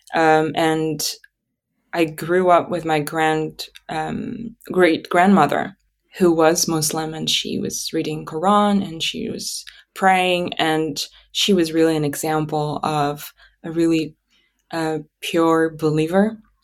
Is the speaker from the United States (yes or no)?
no; Atyrau, Atyrau Region, Kazakhstan; first language Russian; English is a second language; moved away as an adult; this place where I was born and where I lived until twenty twenty-one, really. um, Atarau, my hometown, um, the western part of Kazakhstan near the Caspian Sea